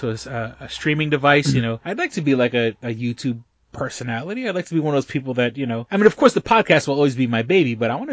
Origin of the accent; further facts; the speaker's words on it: New York City, New York, United States; moved away as an adult; now in Rochester, United States; New York City is my hometown, that's where I was born and raised